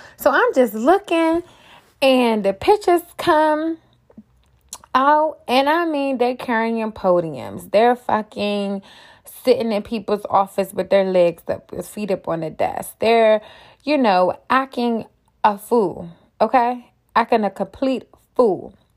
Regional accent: Washington, District of Columbia, United States; born and raised in D C myself, I grew up on Capitol Hill.

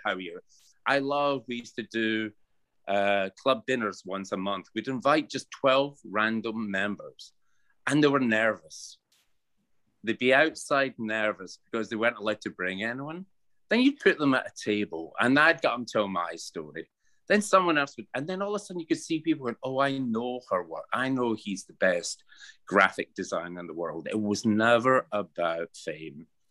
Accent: Paisley, Scotland, United Kingdom; accent: Scottish; also born or lived in Ralston / London; now in New York, United States; I'm Scottish, born in Paisley

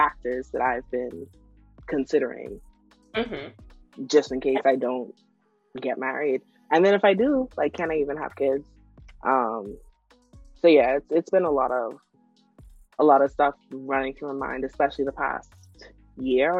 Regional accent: Freeport, Grand Bahama, Bahamas; moved away; when I go home, I go to Freeport

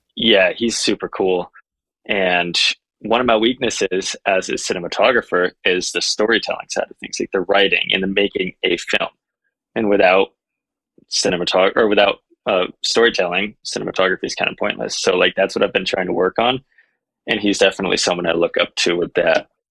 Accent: Vermont, United States; now in Utah, United States; I came from Vermont. I now live in Utah

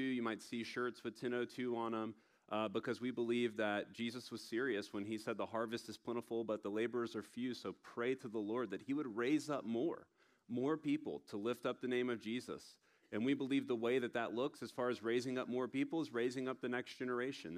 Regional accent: Tallahassee, Florida, United States; I'm from Tallahassee, Florida

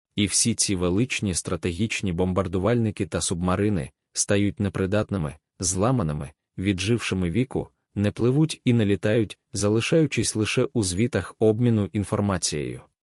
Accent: Ukraine; ми з України

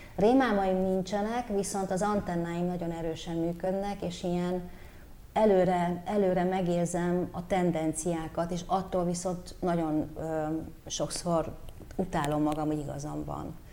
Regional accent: Bucharest, Romania; now in Hungary; Bukarestbe nőttem föl, tökéletesen beszéltem románul

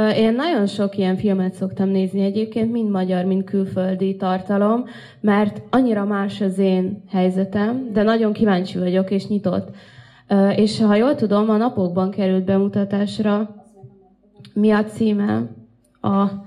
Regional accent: Russia; now in Hungary

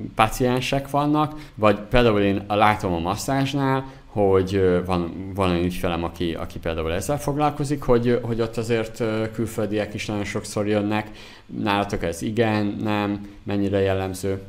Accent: Zala, Hungary; én zalai vagyok, zalából származom

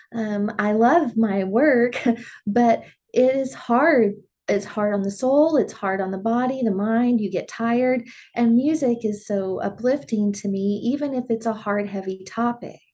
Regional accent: Dimmitt, Texas, United States; growing up in Dimmitt, they had shows that you could perform

